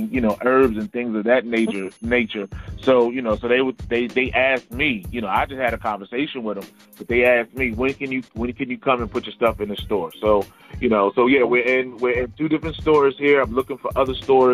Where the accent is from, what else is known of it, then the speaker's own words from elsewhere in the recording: Philadelphia, Pennsylvania, United States; also born or lived in South Carolina; now in Columbia, South Carolina, United States; I don't have a twang, so I'm originally from Philadelphia